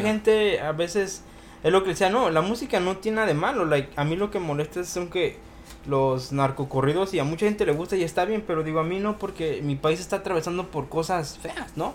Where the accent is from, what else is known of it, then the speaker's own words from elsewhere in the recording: Mexico City, Mexico; soy del Def